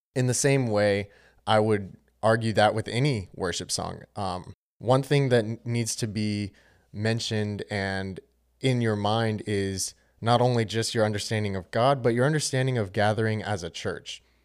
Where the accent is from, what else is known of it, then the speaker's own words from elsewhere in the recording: Charlotte, North Carolina, United States; I'm from Charlotte, North Carolina